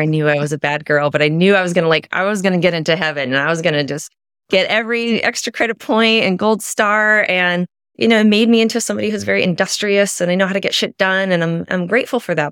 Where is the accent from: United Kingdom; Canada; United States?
United States; Midwest; I was raised Catholic in the Midwest, pretty conservative upbringing